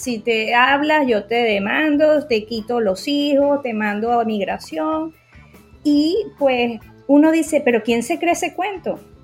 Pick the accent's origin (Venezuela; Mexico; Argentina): Venezuela; soy médico psiquiatra venezolana y psicoterapeuta